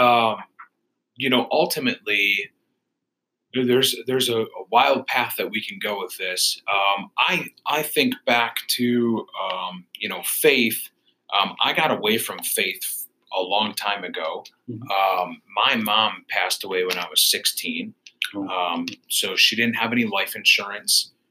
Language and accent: English; Royal Oak, Michigan, United States; now in Warren, United States; We live in Warren. I'm originally from Royal Oak, Michigan